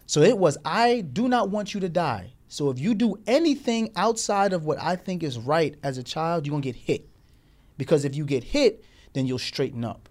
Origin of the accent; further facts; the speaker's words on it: Morristown, Tennessee, United States; growing up with her in Tennessee, Morristown, Tennessee, in the South